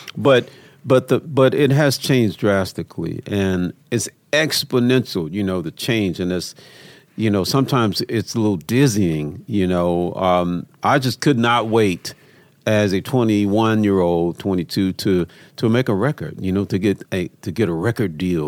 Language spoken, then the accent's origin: English; Memphis, Tennessee, United States; I've growing up in Memphis, man